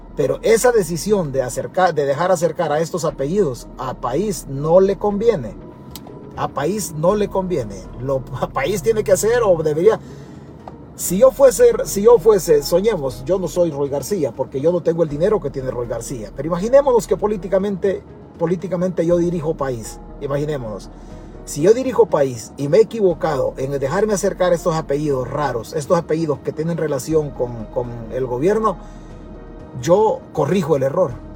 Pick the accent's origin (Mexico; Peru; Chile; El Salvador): El Salvador; nosotros como salvadoreños